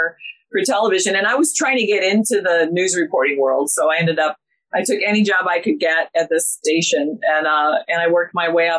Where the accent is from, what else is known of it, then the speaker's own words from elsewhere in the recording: Columbus, Ohio, United States; I'm a good Midwest girl.